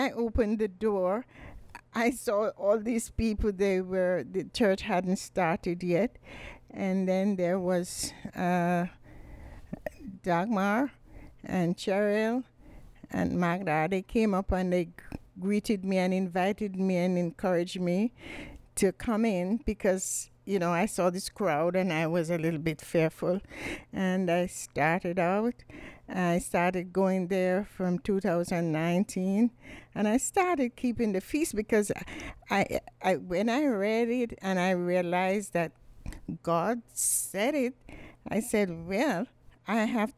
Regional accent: Jamaica; moved away as an adult; also born or lived in Wales; now in St. Petersburg, United States; I'm basically from Jamaica

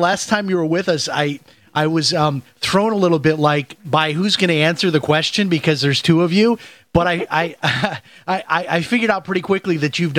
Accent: Chicago, Illinois, United States; Okay, so I'm from Chicago, and I grew up on the Southwest Side, just like you did, Steve.

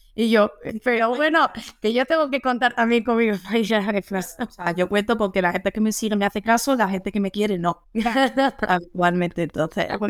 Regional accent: Andalusia, Spain; moved away as an adult; now in Madrid, Spain; yo soy andaluza

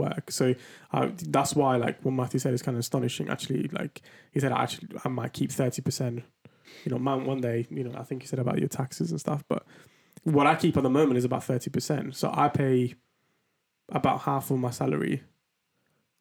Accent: Southern Italy, Italy; English is a second language; now in London, United Kingdom; I come from Italy, right? So in my perspective, I come from the south of Italy. So like, it's a very poor place.

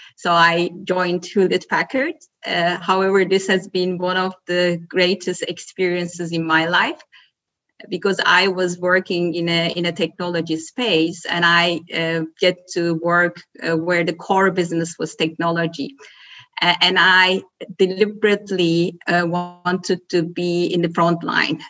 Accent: Turkey; moved away as an adult; also born or lived in Belgium; now in Germany; I'm born and raised in Turkey, spent half of my life in my home country and the other half living in uh, living abroad in Belgium and Germany

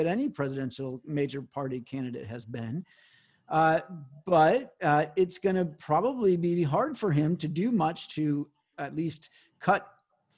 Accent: St. Louis, Missouri, United States; now in Washington, D.C., United States; I do consider my hometown to be St. Louis. I'm a good Midwesterner

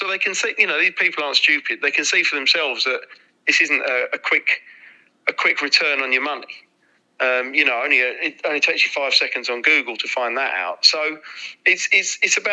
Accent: London, United Kingdom; we're all from East London

